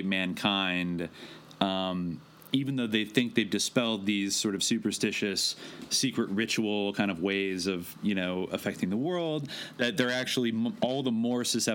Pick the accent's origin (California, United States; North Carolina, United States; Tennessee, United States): California, United States; East Bay; near where I grew up in the East Bay